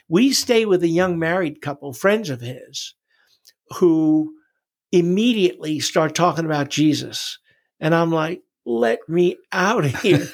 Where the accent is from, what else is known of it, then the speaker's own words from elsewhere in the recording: New York City, New York, United States; also born or lived in Long Island; I was born in New York City